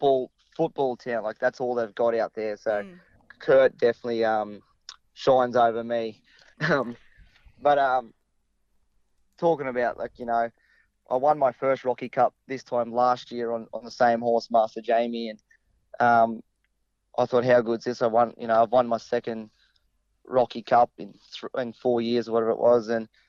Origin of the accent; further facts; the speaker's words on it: Charleville, Queensland, Australia; Yes, correct. We're both from Charleville.